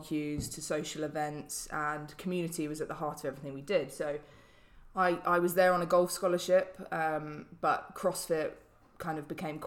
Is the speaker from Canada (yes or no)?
no; London, United Kingdom; also born or lived in Indiana, United States; I grew up in London